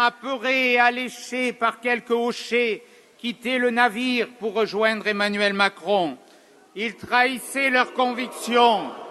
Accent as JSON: {"language": "French", "town": "Nice", "region": "Provence-Alpes-Côte d'Azur", "country": "France", "tie": "born or raised there", "said": "je suis né à Nice, je suis issu d'un milieu populaire de Nice"}